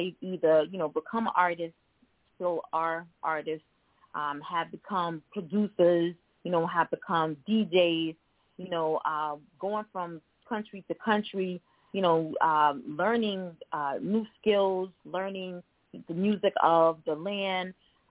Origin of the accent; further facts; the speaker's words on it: Germany; born there; I am a military brat. I was born in Germany. My father was in the Army.